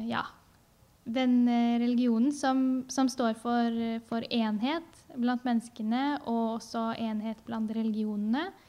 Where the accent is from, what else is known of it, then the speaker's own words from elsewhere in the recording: Vestfold og Telemark, Norway; jeg vokste opp i Telemark Eh, der hvor jeg har bodd sammen med min mor og søsken.